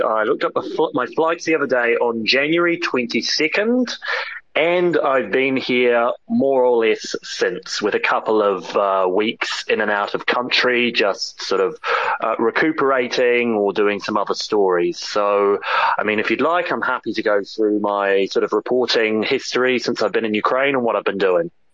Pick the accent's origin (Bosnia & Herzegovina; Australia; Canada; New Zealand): New Zealand; moved away as an adult; also born or lived in United Kingdom; I grew up in New Zealand, but I've actually lived in Britain for most of the last ten years